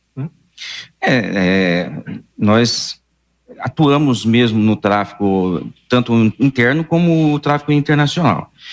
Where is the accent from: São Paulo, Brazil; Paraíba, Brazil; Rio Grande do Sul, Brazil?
São Paulo, Brazil; region of São José do Rio Preto, interior of; moved away as an adult; also born or lived in Maringá; now in Londrina, Brazil; numa cidadezinha do interior, ali pra, na região de São José do Rio Preto